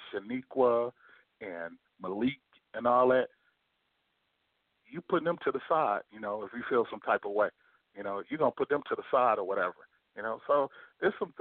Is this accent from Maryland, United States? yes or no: no; Detroit, Michigan, United States; I'm from Detroit